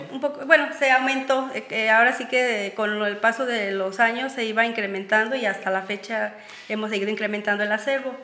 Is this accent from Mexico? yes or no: yes; Jaripitío, Guanajuato, Mexico; también soy de Jaripitío, al igual que Franco